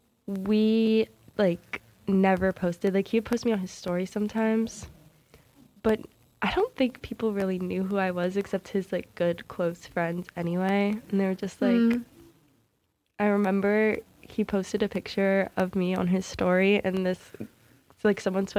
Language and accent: English; Maine, United States; I'm from Maine, so, like, this kid goes to Portland, which is, like